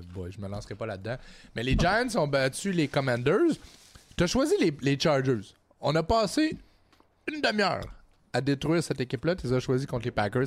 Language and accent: French; Trois-Rivières, Quebec, Canada; à TVA chez nous, à Trois-Rivières